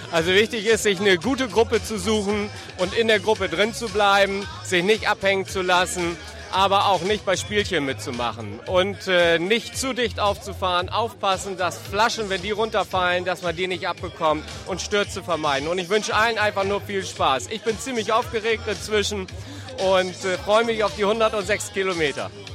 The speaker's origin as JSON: {"language": "German", "region": "Bremen", "country": "Germany", "tie": "born or raised there", "said": "ich als gebürtiger Bremer"}